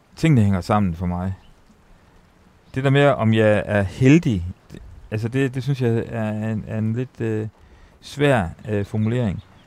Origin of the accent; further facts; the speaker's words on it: Ry, Central Denmark Region, Denmark; jeg var opvokset øh, på højskole. Altså, jeg er født på Rui Højskole